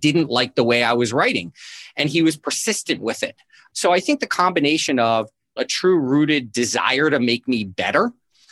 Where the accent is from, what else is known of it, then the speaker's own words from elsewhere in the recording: South Florida, United States; I grew up in South Florida